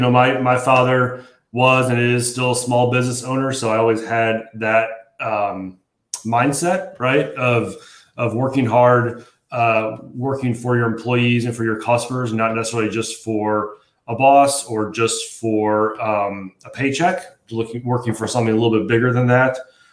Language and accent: English; Valparaiso, Indiana, United States; also born or lived in Bloomington, Indiana / Chicago, Illinois; So I'm born and raised in Indiana, grew up in Valparaiso, just outside of Chicago, came down to Bloomington for school, my undergrad